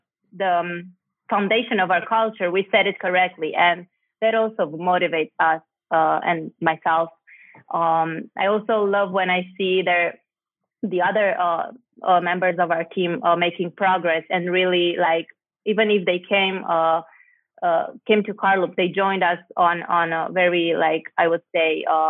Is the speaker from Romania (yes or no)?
yes; Cluj-Napoca, Cluj County, Romania; moved away; I'm from Cluj-Napoca originally